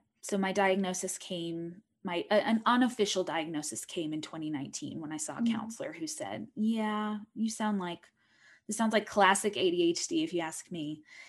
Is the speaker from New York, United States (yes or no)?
no; Utah, United States; I was raised in Utah County, Utah, raised very conservative LDS Mormon family.